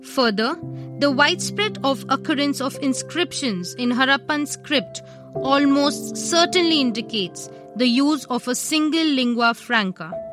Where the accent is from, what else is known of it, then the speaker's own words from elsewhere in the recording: India; We, as Indians